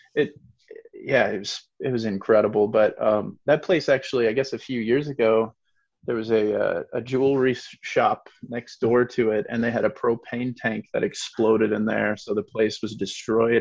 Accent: Iowa, United States; I grew up in the Quad Cities in Iowa, on the mm-hmm. border of Iowa and Illinois

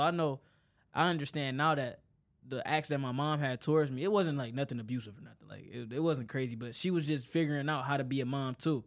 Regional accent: Detroit, Michigan, United States; born and raised in Detroit

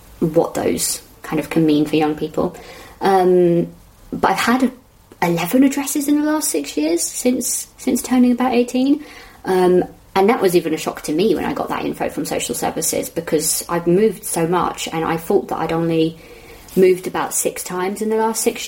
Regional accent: London, United Kingdom; I'm from Southwest London

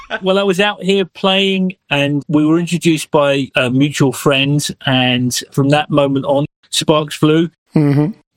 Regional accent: Marlton, New Jersey, United States; moved away; Tell her I grew up in Marlton.

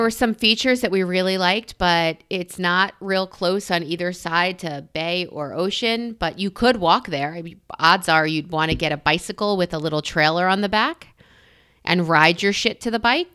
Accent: New York, United States; I'm a New Yorker

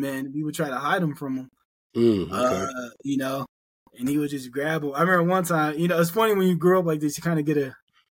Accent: Allentown, Pennsylvania, United States; also born or lived in Phillipsburg, New Jersey; So I was born in Phillipsburg, New Jersey, grew up in Allentown, Pennsylvania

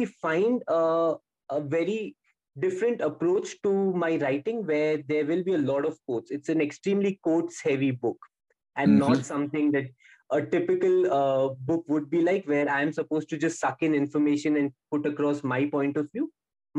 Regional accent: India; I'm not a Pakistani. I'm an Indian sitting in India.

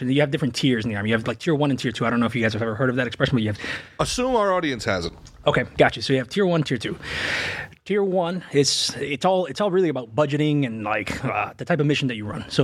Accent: Revere, Massachusetts, United States; Yeah, I grew up in Boston, man.

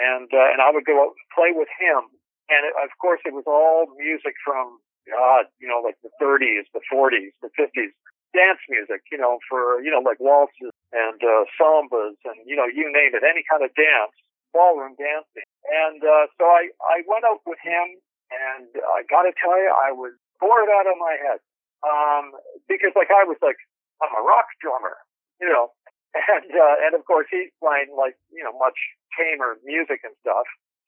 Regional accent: Glasgow, Scotland, United Kingdom; also born or lived in Canada; You know, we come from Glasgow in Scotland, and he played in big bands in Scotland, and then moved to Canada

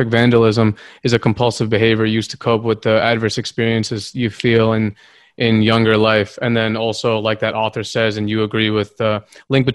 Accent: Massachusetts, United States; I grew up in Massachusetts, and like Boston hardcore straight edge

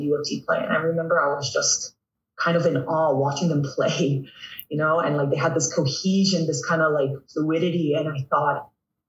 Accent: Toronto, Ontario, Canada; growing up in North York

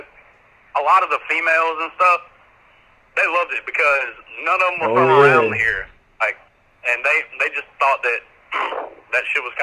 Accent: Georgia, United States; accent: hillbilly

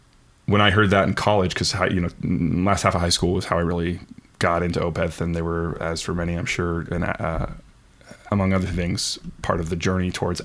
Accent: Stockholm, Stockholm County, Sweden; We are both from Stockholm, Sweden.

